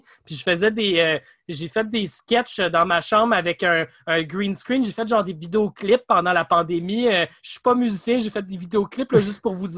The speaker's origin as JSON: {"language": "French", "town": "Sherbrooke", "region": "Quebec", "country": "Canada", "said": "Je viens de Sherbrooke"}